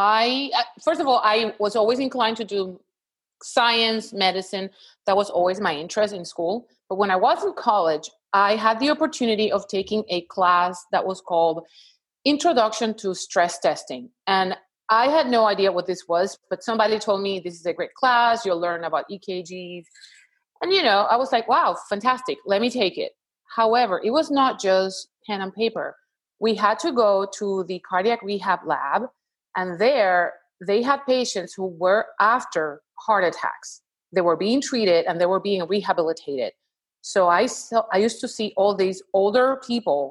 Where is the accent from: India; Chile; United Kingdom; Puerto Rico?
Puerto Rico; moved away as an adult; now in Houston, United States; I'm located in Houston, Texas, but I'm originally from Puerto Rico